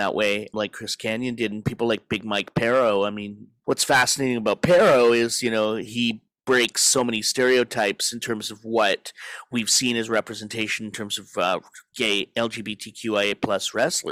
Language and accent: English; Edmonton, Alberta, Canada; my own history growing up in Edmonton, Alberta in the 1980s